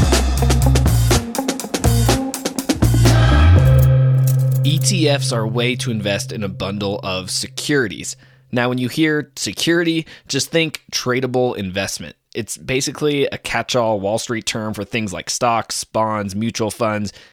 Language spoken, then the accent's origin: English; Oakland, California, United States; I'm from Oakland